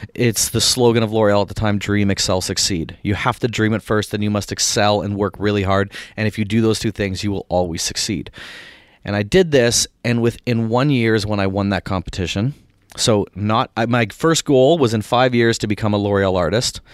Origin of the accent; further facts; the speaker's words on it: Barrie, Ontario, Canada; moved away as an adult; also born or lived in Winnipeg, Manitoba / Toronto; now in United States; from Barrie, which is an hour north, uh, born in Winnipeg, which is the central prairies of Canada